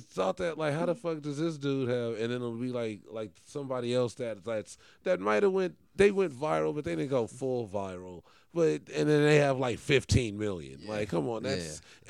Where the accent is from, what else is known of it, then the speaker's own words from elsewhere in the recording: Los Angeles, California, United States; growing up in West